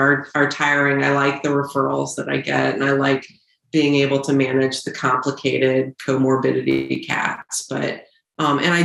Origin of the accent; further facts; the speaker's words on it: St. Louis, Missouri, United States; I grew up in St. Louis, Missouri